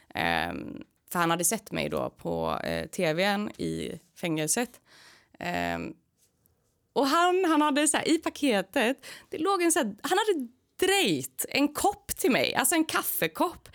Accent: Gothenburg, Västra Götaland, Sweden; born or raised there

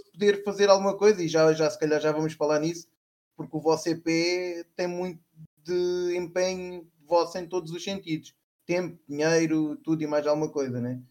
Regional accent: Setúbal, Portugal; da minha terra, de Setúbal

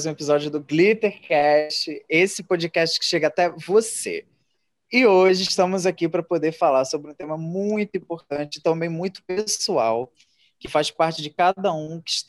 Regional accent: Rio de Janeiro, Brazil; tenho 22 anos, sou do Rio de Janeiro.

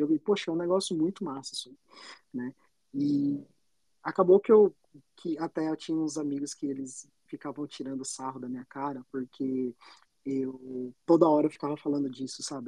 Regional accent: Indaiatuba, São Paulo, Brazil; now in Toronto, Canada; sou do interior de São Paulo, uma cidade chamada Indaiatuba, fica ali do ladinho de Campinas

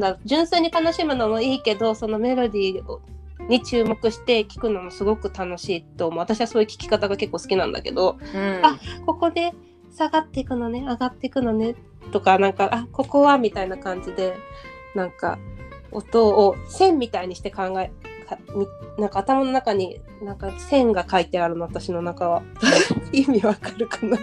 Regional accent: Nagoya, Aichi, Japan; moved away as an adult; now in Tokyo, Japan; 私は名古屋出身で大学とともに上京した

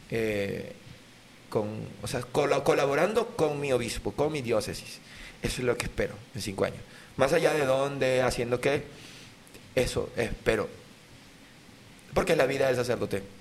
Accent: Sarare, Lara, Venezuela; se hace cerquita del pueblo donde, de donde yo soy, de Lara, yo soy de Lara. Esto se hace, este ron se hace en La Miel, en mm. Dusa. Esto es Estado Lara, entre Acarigua y Barquisimeto. Yo soy de Sarare, que es el pueblo que está al lado.

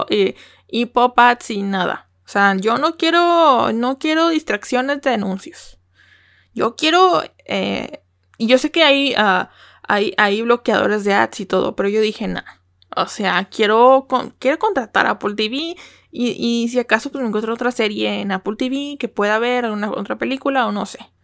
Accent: Mexico; first language Spanish; yo como mexicana

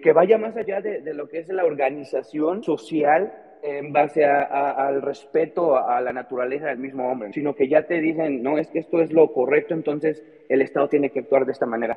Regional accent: Mexico; soy mexicano

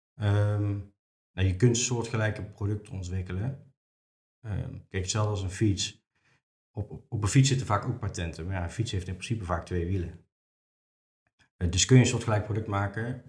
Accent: Venray, Limburg, Netherlands; now in Nijmegen, Netherlands; Ik kom oorspronkelijk uit Venray. Eh, woon in Nijmegen nu.

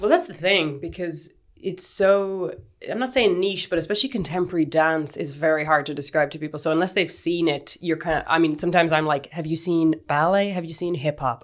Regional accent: Kinvara, Connacht, Ireland; also born or lived in Galway; I grew up in the West of Ireland in Kinvara.

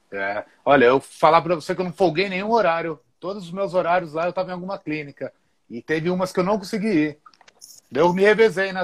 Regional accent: Atibaia, São Paulo, Brazil; Eu sou de uma cidade aqui do interior de São Paulo que chama Atibaia

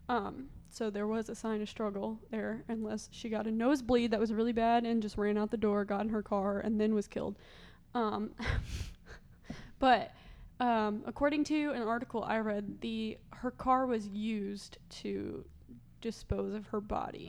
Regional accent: Marion, Illinois, United States; my hometown is well, I just say it's Marion, Illinois, even though my actual hometown is outside of Marion, Illinois

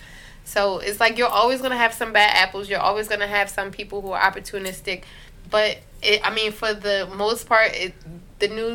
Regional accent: Newark, New Jersey, United States; I grew up in Newark. And, I mean, you see racial inequality all the time, especially in the biggest city in New Jersey

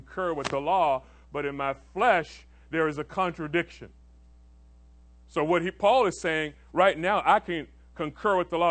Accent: Orlando, Florida, United States; now in Tampa, United States; I grew up in Orlando.

